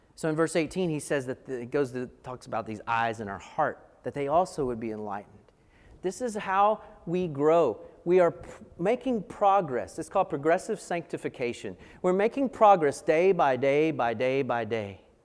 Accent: Asheville, North Carolina, United States; I grew up in Asheville

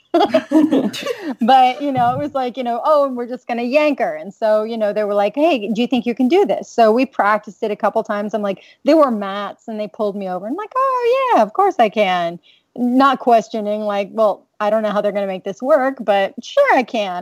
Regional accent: New York City, New York, United States; moved away as an adult; also born or lived in Manhattan; now in Los Angeles, United States; I am originally from New York City and did a lot of theater in New York

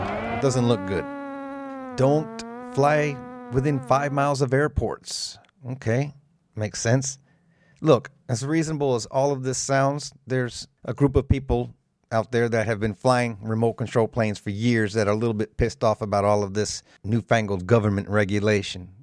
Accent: South Florida, United States; I was raised in South Florida

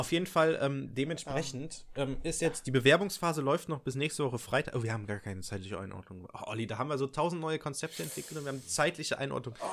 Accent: Nettetal, North Rhine-Westphalia, Germany; ich komme ich komm ja ursprünglich aus Nettetal und es ist tatsächlich auch, den Raum habe ich auch angegeben, ähm, oder Kreis Viersen, München-Gladbach ist das so.

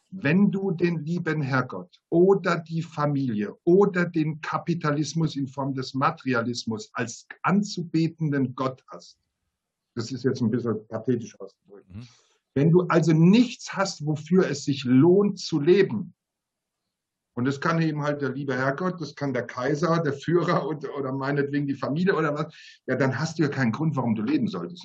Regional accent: Mannheim, Baden-Württemberg, Germany; als Mannheimer

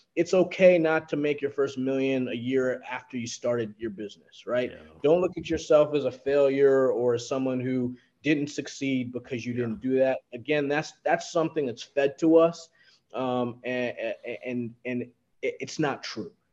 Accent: New York, United States; I'm a New Yorker

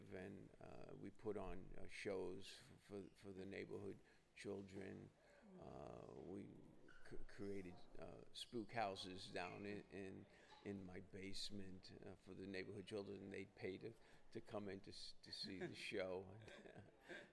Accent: New York City, New York, United States; born in Brooklyn. I grew up in Bensonhurst

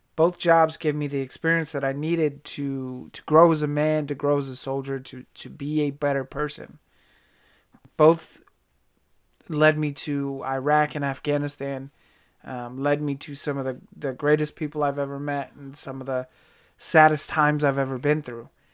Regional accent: Virginia, United States; I was, uh, born and raised on the East Coast, Virginia, to be specific

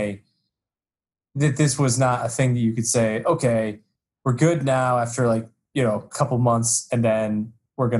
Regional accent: United States; I'm from the United States

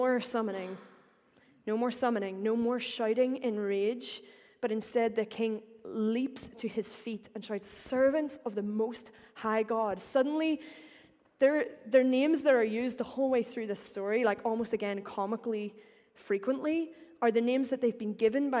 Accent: Northern Ireland, United Kingdom; accent: Northern Irish; I will say power like any good Northern Irish person

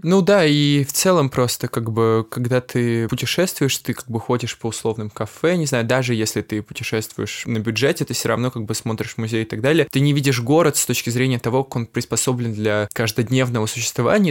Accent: Saint Petersburg, Russia; moved away as an adult; now in Paris, France; я из Санкт-Петербурга, и вот уже как два года я переехал жить в Париж

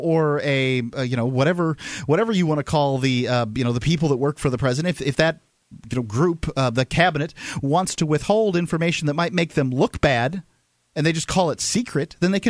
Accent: United States; And as an American, I want to know if the government's

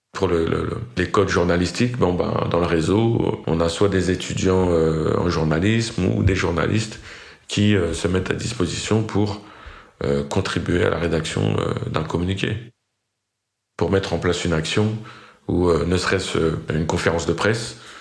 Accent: Fresnes, Île-de-France, France; J'ai grandi dans le Val-de-Marne, dans la ville de Fresnes

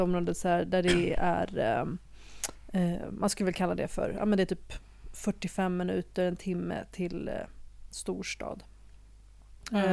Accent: Libya; now in Sweden; jag föddes ju i Libyen, ändå, ett annat land

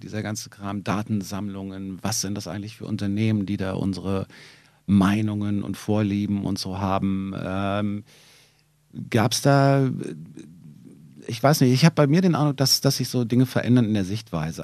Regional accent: Berlin, Germany; ich bin im Wedding geboren und dann aber in Wilmersdorf aufgewachsen

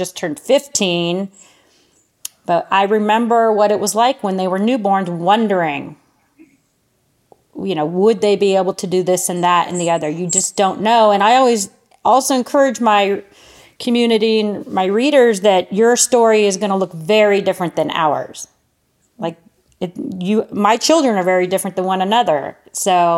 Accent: California, United States; moved away; also born or lived in Cleveland, Ohio; I'm Californian

